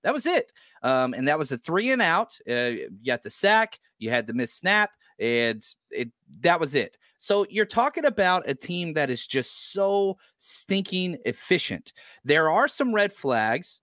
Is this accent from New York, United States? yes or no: no; Dallas, Texas, United States; I grew up in Dallas, Fort Worth